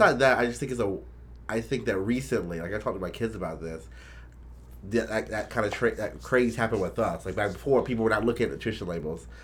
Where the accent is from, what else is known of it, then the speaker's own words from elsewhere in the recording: the South, United States; I'm from the South